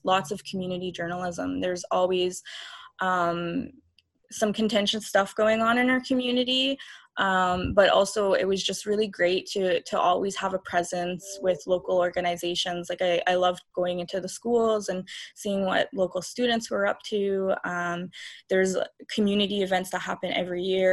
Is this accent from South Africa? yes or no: no; Kahnawake, Quebec, Canada; I'm from Ganawage. I'm Ganyakahaga.